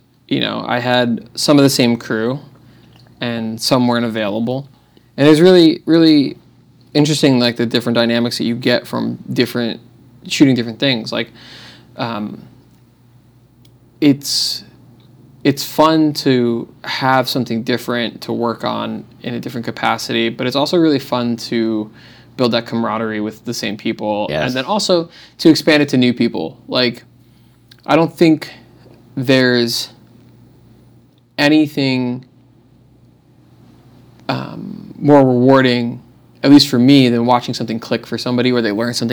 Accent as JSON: {"language": "English", "region": "New Jersey", "country": "United States", "moved": "as an adult", "lives_now": "Austin, United States", "said": "I'm from New Jersey."}